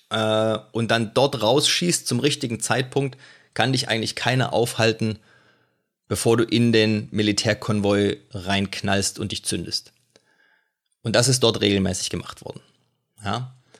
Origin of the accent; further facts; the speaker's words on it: Germany; als Deutscher mit praktisch minimal militärischen Hintergrund